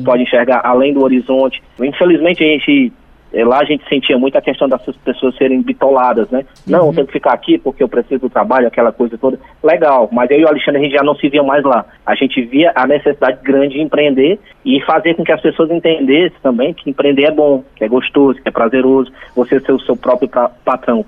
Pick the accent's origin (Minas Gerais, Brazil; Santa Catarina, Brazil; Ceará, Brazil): Ceará, Brazil; Itapipoca; also born or lived in Fortaleza; mas eu nasci em, em, Fortaleza e estou aqui desde 5 anos de idade. Então eu me considero um itapipoquense.